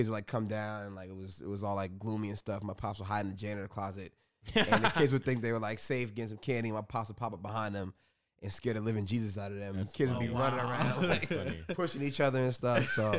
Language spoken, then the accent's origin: English; New York, United States; Growing up in New York